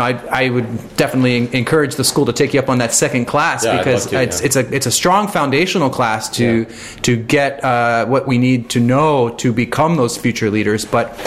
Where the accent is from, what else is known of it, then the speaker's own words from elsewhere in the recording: New York, United States; Yeah, I'm originally from New York, and I have friends there